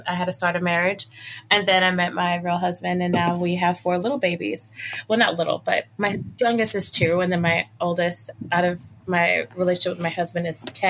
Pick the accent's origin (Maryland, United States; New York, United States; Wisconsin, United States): Maryland, United States; So I am originally from Maryland. I'm from this small town. Well, actually, I'm from a county that's really small called Calvert County.